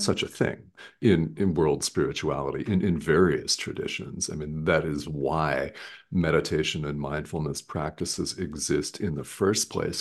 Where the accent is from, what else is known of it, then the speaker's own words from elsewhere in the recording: Arizona, United States; I'm from Arizona in the United States